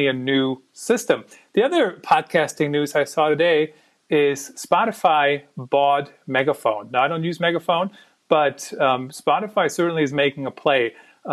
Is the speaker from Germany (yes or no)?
yes; Germany; English is a second language; moved away; I grew up in Germany